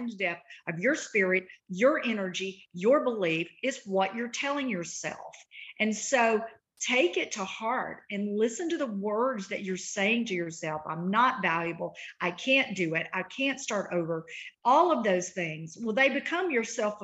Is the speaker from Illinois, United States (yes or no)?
no; Eupora, Mississippi, United States; now in Nashville, United States; I am a girl from Route 3, Box 89, Eupora, Mississippi, grew up very poor